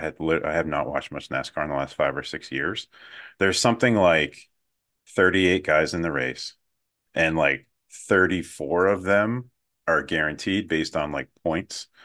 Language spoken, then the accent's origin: English; New Hampshire, United States; I've played a ton of pond hockey and pickup hockey as a kid growing up in New Hampshire